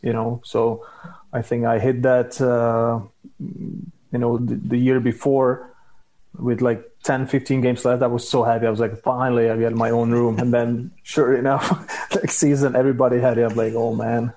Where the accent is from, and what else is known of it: Czechia; born or raised there